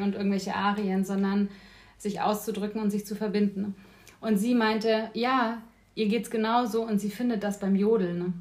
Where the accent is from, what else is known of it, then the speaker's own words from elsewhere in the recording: Neuburg an der Donau, Bavaria, Germany; moved away as an adult; also born or lived in Bayreuth; now in Berlin, Germany; geboren bin ich in Neuburg an der Donau, das ist eine Kleinstadt in Bayern